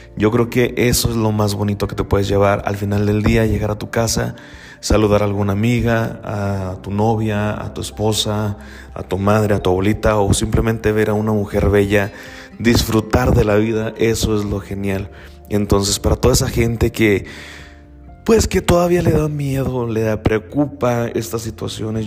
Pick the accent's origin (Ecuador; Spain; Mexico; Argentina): Mexico; soy mexicano, y desafortunadamente como tal, eh, vivimos en una sociedad machista, eh, yo provengo de un pueblo